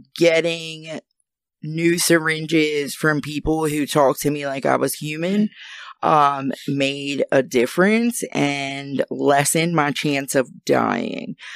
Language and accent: English; New Jersey, United States; moved away as an adult; now in Maryland, United States; I'm from New Jersey